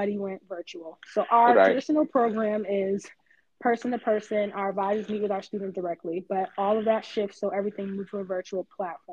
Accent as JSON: {"language": "English", "town": "Boston", "region": "Massachusetts", "country": "United States", "tie": "born or raised there", "moved": "as an adult", "lives_now": "Atlanta, United States", "said": "I'm born and raised in Boston, but I currently reside in Atlanta with my husband and 2-year-old son."}